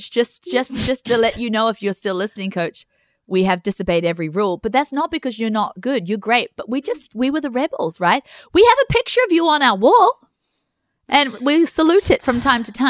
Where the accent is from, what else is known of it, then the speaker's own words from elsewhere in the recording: England, United Kingdom; Oh, okay, I'm English.